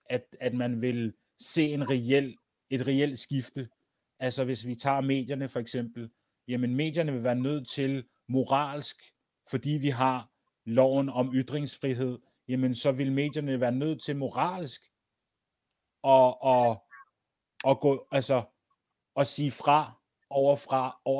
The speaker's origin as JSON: {"language": "Danish", "country": "Denmark", "said": "Jeg har en dansk mor. Jeg er, jeg, jeg, jeg, er dans, jeg er dansker. Ja. Yeah født, dan- født dansk med dansk pas i Danmark"}